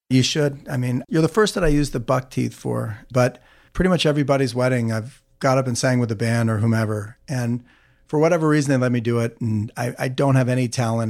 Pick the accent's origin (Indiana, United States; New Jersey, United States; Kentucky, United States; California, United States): New Jersey, United States; also born or lived in Omaha, Nebraska; I grew up in New Jersey. I was born in Omaha and moved to New Jersey when I was three